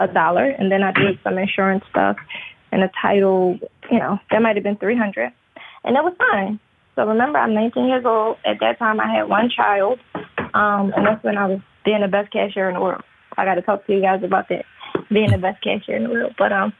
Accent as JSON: {"language": "English", "town": "Philadelphia", "region": "Pennsylvania", "country": "United States", "tie": "born or raised there", "said": "So I'm in Pennsylvania. I'm originally from Philadelphia."}